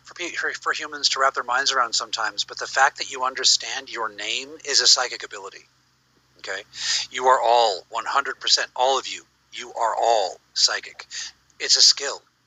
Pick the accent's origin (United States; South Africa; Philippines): United States